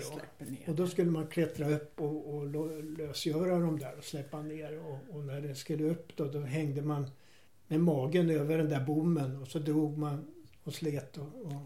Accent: Härnösand, Västernorrland County, Sweden; now in Tyresö, Sweden; jag är uppvuxen i Härnösand i början på 1930-talet

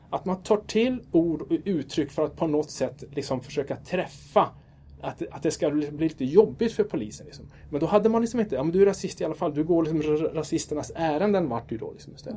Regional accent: Kiruna, Norrbotten County, Sweden; also born or lived in Lund; jag är född i Lund och uppvuxen i Kiruna

